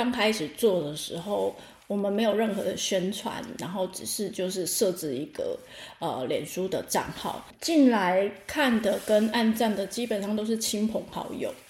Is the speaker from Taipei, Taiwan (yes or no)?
yes; Taipei, Taiwan; 对，因为我是从台北被骗过来的。